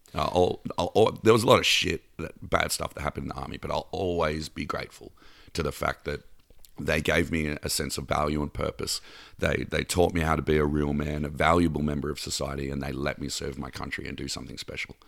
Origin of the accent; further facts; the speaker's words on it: Canberra, Australian Capital Territory, Australia; also born or lived in Mornington Peninsula, Victoria / Bondi Beach, Sydney; I was born in Melbourne, uh, about an hour and a half south of Melbourne in a little town called Mornington Peninsula, and Dad got posted to the capital of Australia as, um, a cop. He was, um, Australian Bureau of Criminal Intelligence. So we moved to Canberra when I was ten